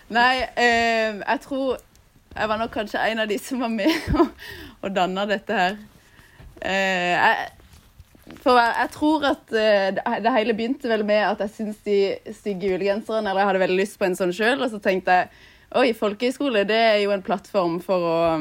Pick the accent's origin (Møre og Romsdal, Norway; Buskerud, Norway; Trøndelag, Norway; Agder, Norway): Agder, Norway; Lindesnes; Nå har jeg vært hjemme i Lindesnes i fire uker cirka.